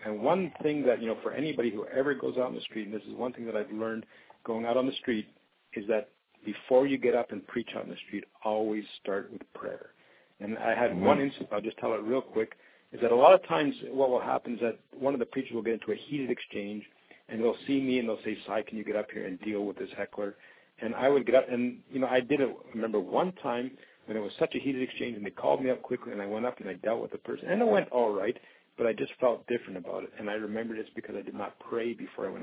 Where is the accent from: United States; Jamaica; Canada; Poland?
Canada; being Canadian